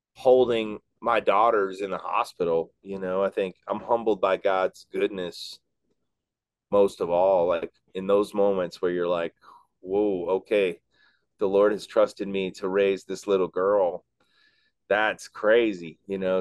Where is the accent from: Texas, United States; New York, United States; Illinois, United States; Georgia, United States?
Illinois, United States; Chicago; I grew up in Chicago